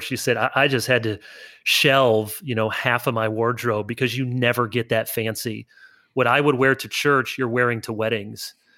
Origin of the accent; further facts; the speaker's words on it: Grand Rapids, Michigan, United States; moved away as an adult; also born or lived in South Holland, Illinois / Orange City, Iowa / East Lansing, Michigan; I was born outside of Chicago in South Holland, Illinois, and then I moved to Grand Rapids area when I was a kid